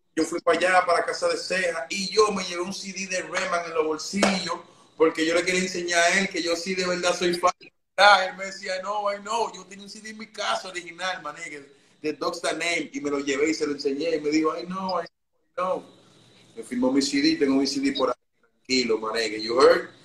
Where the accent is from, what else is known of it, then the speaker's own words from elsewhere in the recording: Dominican Republic; also born or lived in Santo Domingo; now in New York, United States; yo nací en República Dominicana